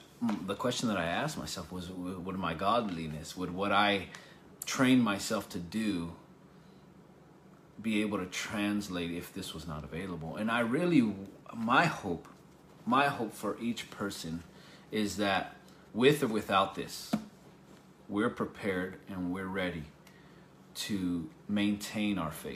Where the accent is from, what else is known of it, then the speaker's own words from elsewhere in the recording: United States; we're from the United States